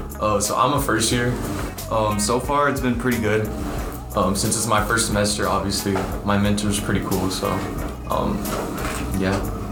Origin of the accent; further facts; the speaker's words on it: Edinburg, Texas, United States; moved away; Edinburgh, Valley.